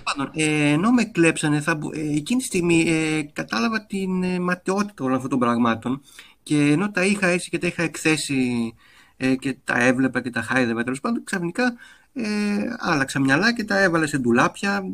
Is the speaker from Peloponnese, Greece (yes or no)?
no; Athens, Attica, Greece; also born or lived in Voula / Glyfada; εγώ έχω μεγαλώσει και στο κέντρο της Αθήνας